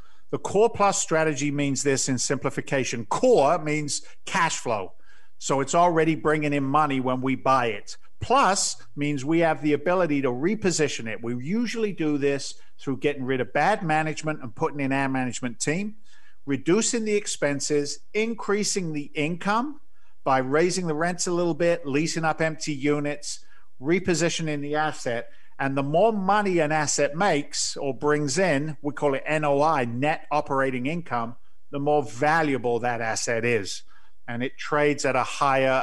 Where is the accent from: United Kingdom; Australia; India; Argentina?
United Kingdom; England; accent: slight English; my slight English accent